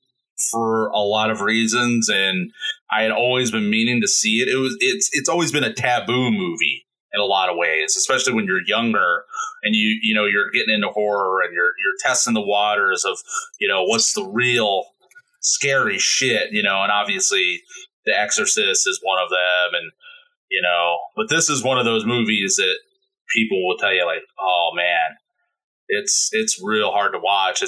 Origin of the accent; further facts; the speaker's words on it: Indiana, United States; moved away; I still love my home state.